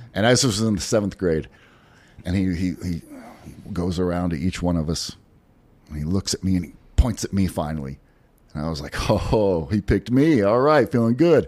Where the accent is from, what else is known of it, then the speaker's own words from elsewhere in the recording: Pasadena, Texas, United States; moved away; I am from Pasadena, Stinkadena.